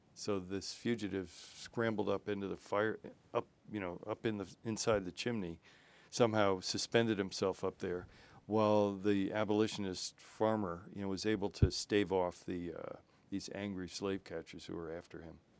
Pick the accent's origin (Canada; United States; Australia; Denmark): United States; Waverly; moved away; my house where I grew up in Waverly